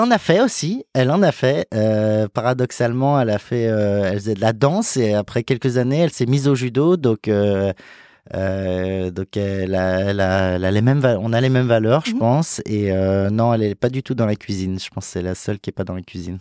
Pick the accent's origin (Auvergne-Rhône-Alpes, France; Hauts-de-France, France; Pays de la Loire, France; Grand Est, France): Auvergne-Rhône-Alpes, France; Lyon; now in Paris, France; je suis né en France, euh, à Lyon